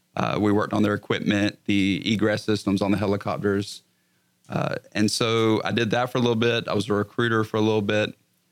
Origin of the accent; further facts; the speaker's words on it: South Carolina, United States; now in Texas, United States; I'm from South Carolina originally.